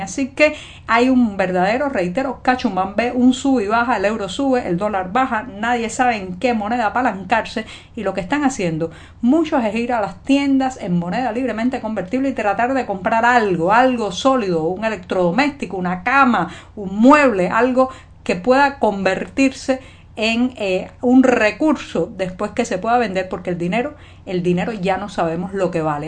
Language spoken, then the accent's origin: Spanish; Cuba; cubana, periodista, ciudadana